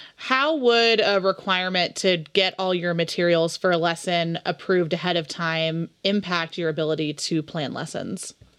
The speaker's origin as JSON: {"language": "English", "region": "California", "country": "United States", "moved": "yes", "lives_now": "Utah, United States", "said": "as a Californian"}